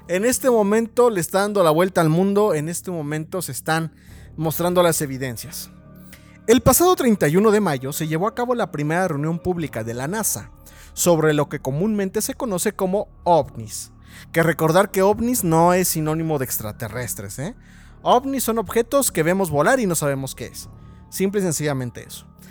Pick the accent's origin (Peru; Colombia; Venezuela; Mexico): Mexico; somos muy cabrones mexicanos